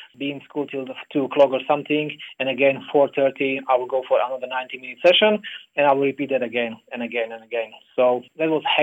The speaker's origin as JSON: {"language": "English", "country": "Slovakia", "moved": "yes", "lives_now": "Australia", "said": "I'm originally from Slovakia"}